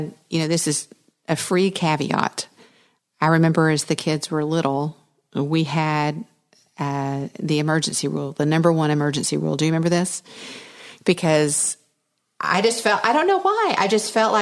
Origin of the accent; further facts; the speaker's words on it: Dallas, Texas, United States; I was raised in Dallas-Fort Worth with the Dallas Cowboys